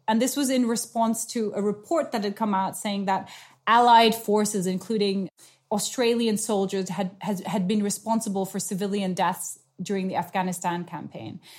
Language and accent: English; Nepal; moved away; I grew up in South Asia. I'm a half Nepalese.